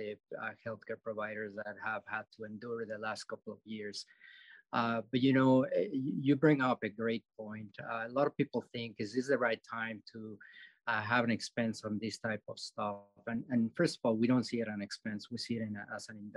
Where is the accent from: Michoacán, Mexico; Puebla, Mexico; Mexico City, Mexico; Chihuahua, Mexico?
Mexico City, Mexico; now in Dakotas, United States; I'm from Mexico City